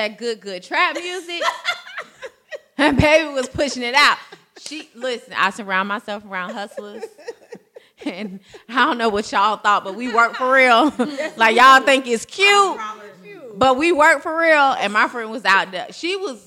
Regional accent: Jacksonville, Florida, United States; We're all from Duval County

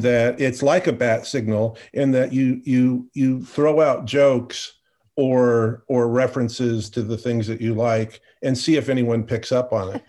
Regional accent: Portland, Oregon, United States; growing up in Portland, Oregon

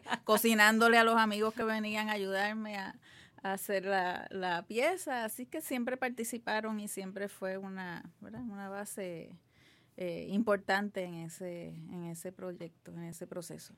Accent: Guaynabo, Puerto Rico; also born or lived in Santurce; nací en Santurce, pero me crié en Guaynabo casi toda, toda mi vida

